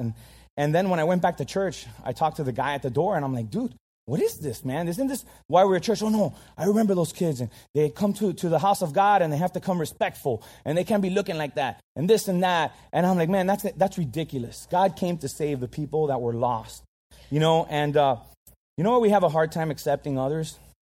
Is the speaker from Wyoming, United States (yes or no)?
no; Miami, Florida, United States; I'm Cuban. I, I grew up in Miami